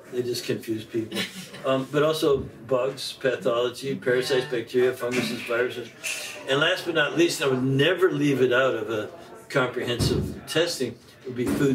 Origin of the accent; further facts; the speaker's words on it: Canada; we're basically English, Irish, and we were living in Canada